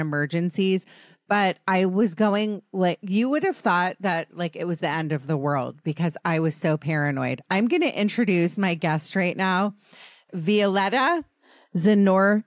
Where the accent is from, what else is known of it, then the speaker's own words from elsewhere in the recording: East Coast, United States; moved away as an adult; now in Los Angeles, United States; we grew up on the East Coast